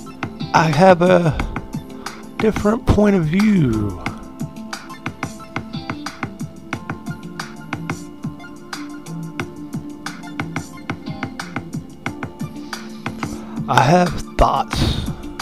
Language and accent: English; United States; being American